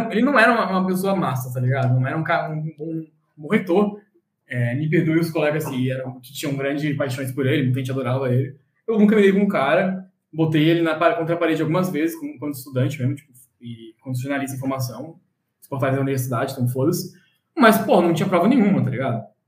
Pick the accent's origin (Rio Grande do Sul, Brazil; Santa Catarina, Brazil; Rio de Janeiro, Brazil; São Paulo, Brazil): Santa Catarina, Brazil; Florianópolis; also born or lived in São José; nasci em Floripa, nasci natural de ah. lá, e a minha mãe é de Santos, meu pai é de Floripa mesmo. Eu cresci em Floripa até meus, alguma idade, 14 anos, depois eu morei em São José.